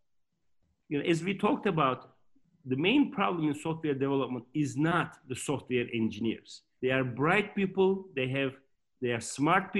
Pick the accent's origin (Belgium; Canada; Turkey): Turkey; moved away as an adult; also born or lived in Michigan, United States / Boston, United States; I was born in Turkey, and then after high school, I ranked number two in Turkey among all of thousands of students, and I got a scholarship